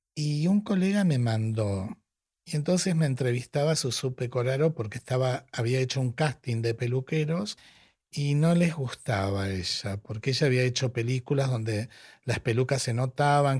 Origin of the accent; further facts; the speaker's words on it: Tapiales, Buenos Aires Province, Argentina; nací en Tapiales, en La Matanza